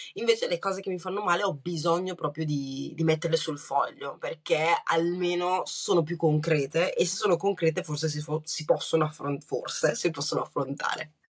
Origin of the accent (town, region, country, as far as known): Brescia, Lombardy, Italy; born or raised there; accent: Bresciano; also born or lived in Rwanda